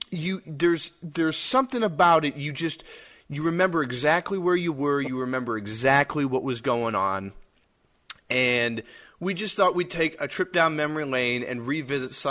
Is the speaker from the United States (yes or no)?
yes; Minnesota, United States; I grew up in Minnesota.